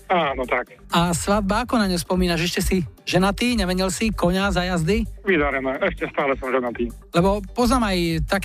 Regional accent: Sliač, Banská Bystrica Region, Slovakia; Sliač pri zvolení.

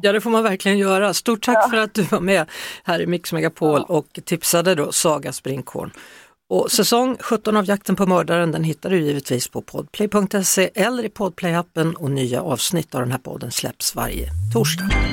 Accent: Skövde, Västra Götaland, Sweden; knuten utanför biblioteket i Skövde där jag kommer ifrån

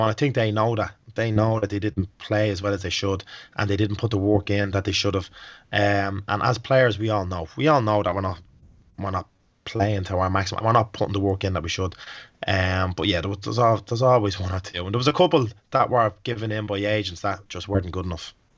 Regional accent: Dublin, Leinster, Ireland; moved away; I'm actually from Dublin

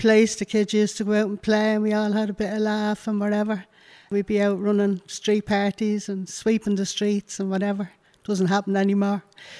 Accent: Dublin, Leinster, Ireland; I was brought up in Dublin. I was the oldest of seven.

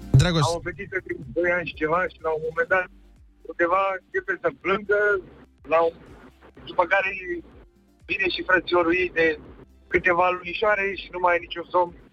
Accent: Tulcea, Tulcea County, Romania; din Tulcea.

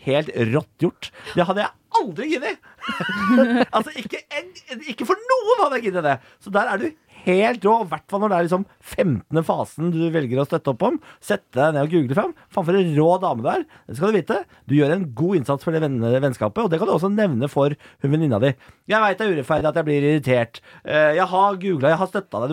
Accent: Moss, Østfold, Norway; Jeg er fra Moss.

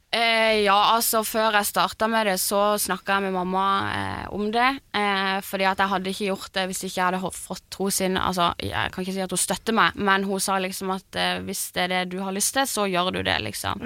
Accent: Lyngdal, Agder, Norway; now in Oslo, Norway; jeg er jo fra Lyngdal

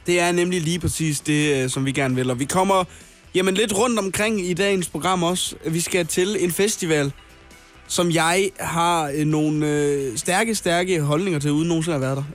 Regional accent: North Jutland, North Denmark Region, Denmark; som nordjyde

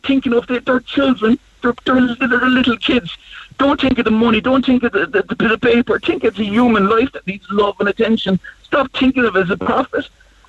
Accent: Ireland; I just think as a country, not as Irish people, but take some pride in our country.

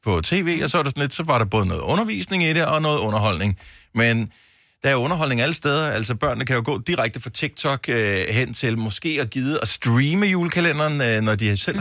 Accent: Bogense, Southern Denmark, Denmark; moved away; also born or lived in Esbjerg / Odense; jeg er opvokset i Bogense på Nordfyn, og øh, jeg føler, at jeg kommer hjem

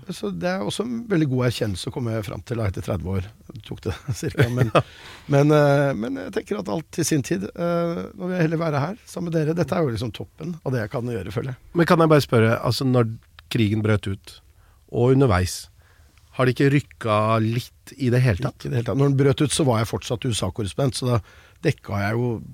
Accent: Norway; Jeg er jo nordmann

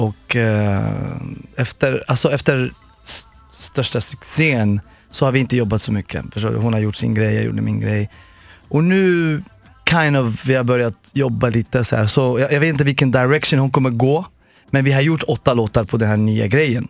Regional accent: Morocco; moved away; also born or lived in Sweden / Los Angeles, United States; jag kommer från Marocko från början

